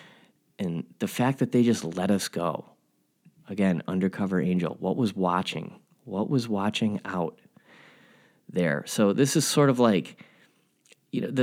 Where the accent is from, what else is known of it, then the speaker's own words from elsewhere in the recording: Glendale, Illinois, United States; I'm from Glendale, Illinois